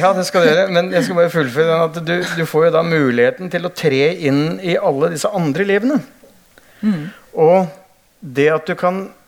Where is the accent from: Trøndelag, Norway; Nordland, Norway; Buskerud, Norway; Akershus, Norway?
Buskerud, Norway; Hønefoss; jeg vokste opp i Hønefoss